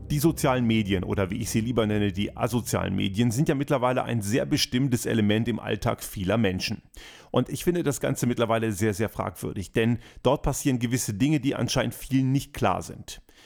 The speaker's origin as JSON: {"language": "German", "country": "Austria", "said": "bei uns in Österreich"}